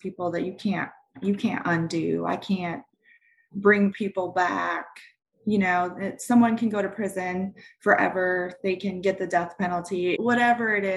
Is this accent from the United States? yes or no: yes; Montana, United States; I grew up in Montana